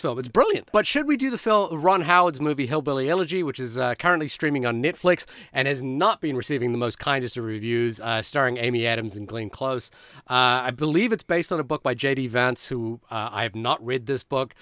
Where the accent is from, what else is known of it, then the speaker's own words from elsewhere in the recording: Fiji; moved away; when I was growing up in Fiji